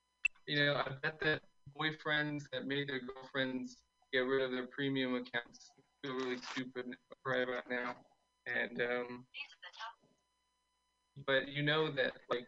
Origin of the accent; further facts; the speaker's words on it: Austin, Texas, United States; I'm from Austin. I think it's been crazy here.